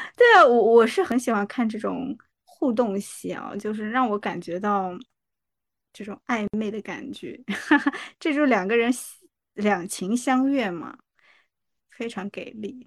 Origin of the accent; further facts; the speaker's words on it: Jiangsu, China; 我江苏人